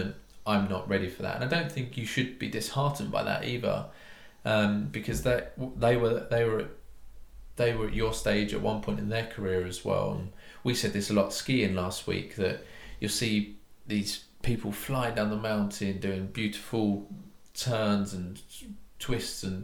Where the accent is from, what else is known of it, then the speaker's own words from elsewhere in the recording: United Kingdom; being British